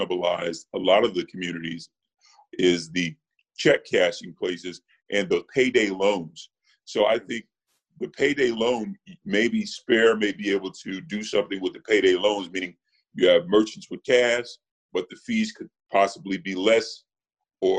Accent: Marianna, Arkansas, United States; I was born in Marianna, Arkansas, which is 50 miles from Memphis

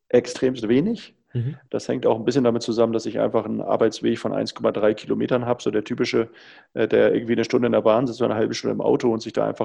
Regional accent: Hamburg, Germany; so ein Windrad hier oben in Norddeutschland bei uns, ich komme ja aus Hamburg

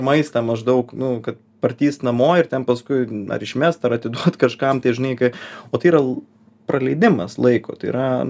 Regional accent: Lithuania; also born or lived in Vilnius; ypač mes, lietuviai

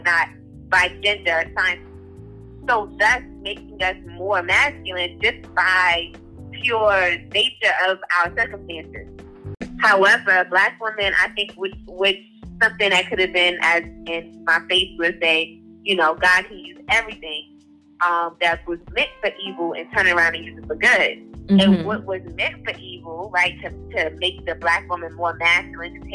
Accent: United States; I'm American

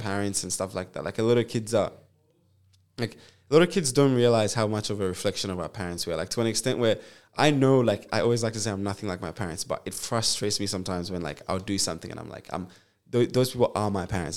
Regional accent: Zambia; now in Perth, Australia; I was born in Zambia

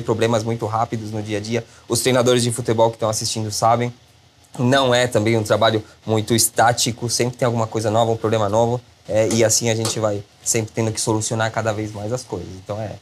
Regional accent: Chile; moved away as an adult; now in Brazil; Cresci no Chile, me formei no Chile

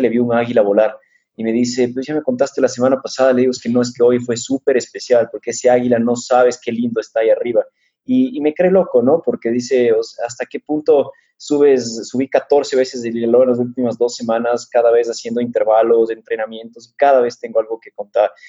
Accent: Quito, Pichincha, Ecuador; also born or lived in Switzerland; soy quiteño de corazón y la verdad es que no parezco, ni, ni por el nombre ni por la étnica

